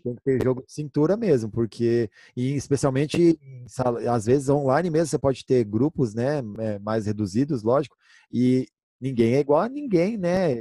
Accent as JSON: {"language": "Portuguese", "country": "Brazil", "said": "eu sou brasileiro"}